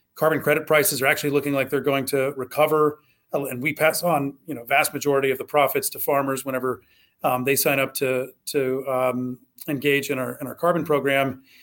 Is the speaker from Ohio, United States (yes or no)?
yes; Southwest Ohio, United States; also born or lived in Kentucky; I grew up in Southwest Ohio.